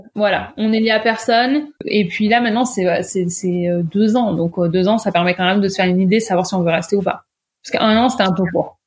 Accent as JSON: {"language": "French", "area": "Ardèche / Drôme, banks of the Rhône", "region": "Auvergne-Rhône-Alpes", "country": "France", "tie": "born or raised there", "moved": "as an adult", "lives_now": "Toronto, Canada", "said": "je suis ardéchoise, mais souvent je me présente comme drôme ardéchoise puisque j'ai grandi sur le bord du Rhône"}